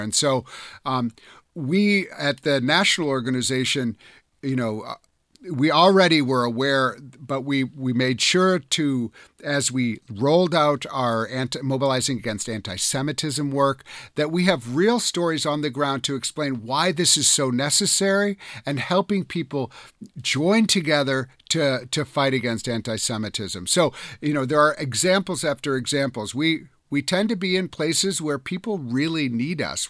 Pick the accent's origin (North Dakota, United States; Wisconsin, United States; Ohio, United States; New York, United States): Wisconsin, United States; I grew up in Wisconsin.